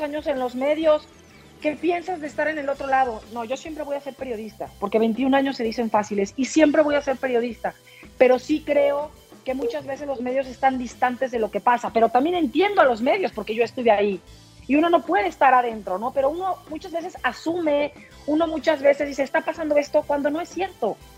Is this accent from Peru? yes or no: no; Mexico; representé a México